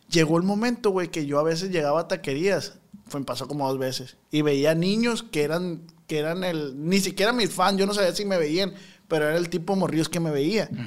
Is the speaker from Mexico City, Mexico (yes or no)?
no; Culiacán, Sinaloa, Mexico; pero nací en Culiacán.